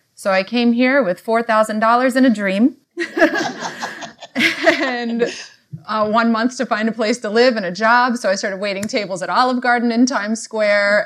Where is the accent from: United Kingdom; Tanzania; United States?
United States; Virginia; moved away as an adult; also born or lived in Cincinnati / Los Angeles; now in New York, United States; I am from Virginia. That's where I went to high school.